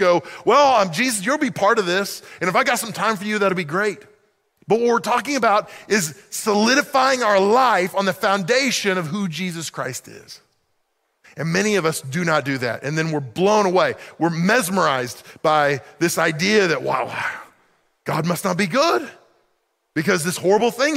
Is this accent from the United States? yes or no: yes; Oklahoma, United States; moved away as an adult; I grew up in Oklahoma